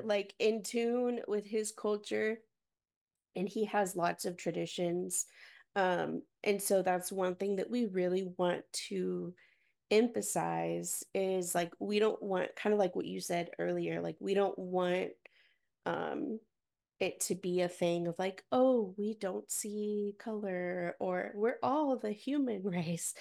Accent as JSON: {"language": "English", "town": "Garland", "region": "Texas", "country": "United States", "tie": "born or raised there", "said": "I grew up in Garland, Texas"}